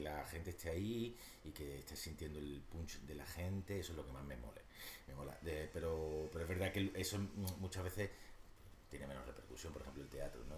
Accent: Málaga, Andalusia, Spain; now in Madrid, Spain; yo soy un cabal de Málaga, de familia humilde de Málaga

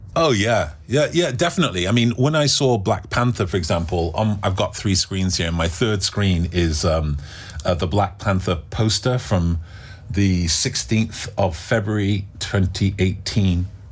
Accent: England, United Kingdom; In England, do you know what our national dish is? Indian food.

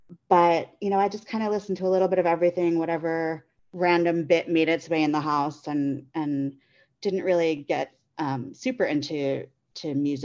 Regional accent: Staten Island, New York, United States; now in Chicago, United States; I'm originally from the East Coast, not far from … land. I grew up on Staten Island, and now I live in Chicago.

